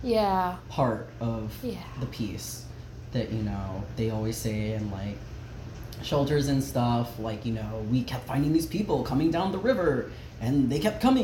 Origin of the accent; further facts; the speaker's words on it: Dade City, Florida, United States; moved away; 352 Dade City represent.